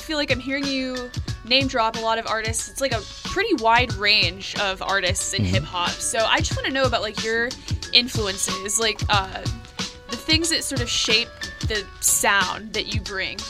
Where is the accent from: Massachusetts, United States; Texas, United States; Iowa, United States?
Texas, United States; Houston; I'm from Texas.